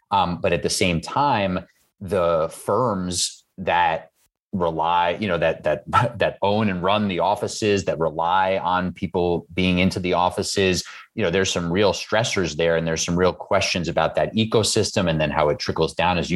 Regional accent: New York City, New York, United States; I'm from Queens

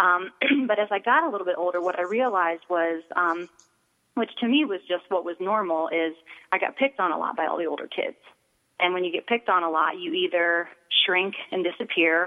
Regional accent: Akron, Ohio, United States; I grew up in Akron, Ohio, and I come from a wonderful family

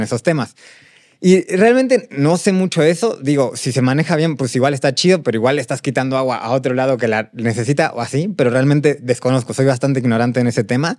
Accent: Mexico City, Mexico; crecimos aquí en Ciudad de México

